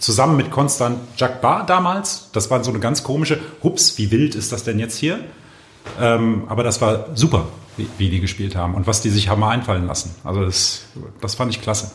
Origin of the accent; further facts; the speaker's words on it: Düsseldorf, North Rhine-Westphalia, Germany; ich komme ja aus Düsseldorf